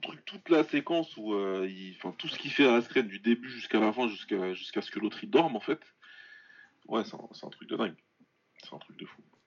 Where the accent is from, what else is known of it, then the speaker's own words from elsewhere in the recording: France; on est français